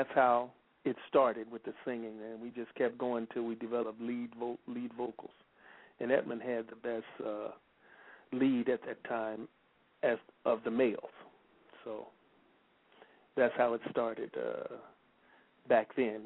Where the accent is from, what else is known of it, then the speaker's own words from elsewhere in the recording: Memphis, Tennessee, United States; moved away; also born or lived in South Bend, Indiana / Los Angeles; my father was from Memphis, so I only was there 3 days after I was born, and it went right back to Memphis